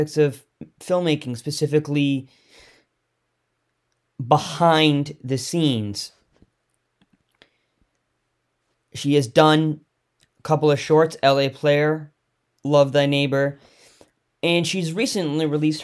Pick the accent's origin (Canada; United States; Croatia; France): Canada; Victoria, British Columbia; Growing up in Victoria